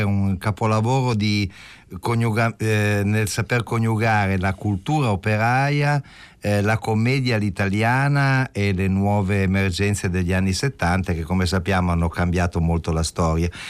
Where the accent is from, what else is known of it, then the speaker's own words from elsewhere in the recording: Turin, Piedmont, Italy; io invece da torinese